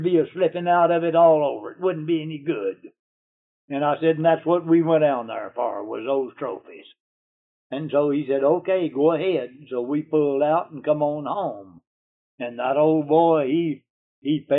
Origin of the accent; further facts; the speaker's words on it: United States; I'm an American